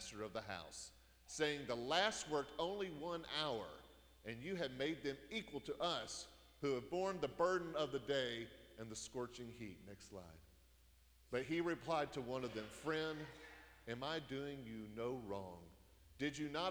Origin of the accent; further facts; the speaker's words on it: United States; we're Americans